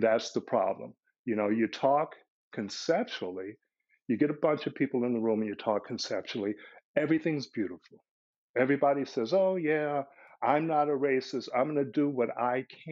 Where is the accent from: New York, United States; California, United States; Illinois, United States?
Illinois, United States; Chicago; I'm from Chicago